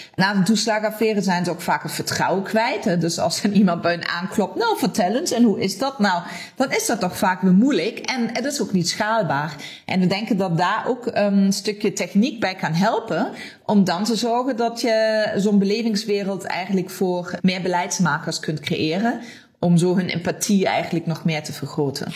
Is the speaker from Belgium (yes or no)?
no; Germany; Dutch is a second language; also born or lived in Limburg, Netherlands; now in Netherlands; Ik kom oorspronkelijk uit Duitsland, maar ik woon al heel lang in deze prachtige regio.